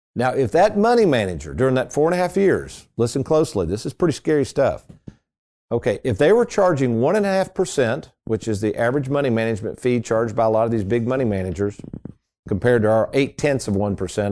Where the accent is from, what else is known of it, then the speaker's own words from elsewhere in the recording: Lexington, Kentucky, United States; when I grew up in Lexington, we had a Ponderosa Steakhouse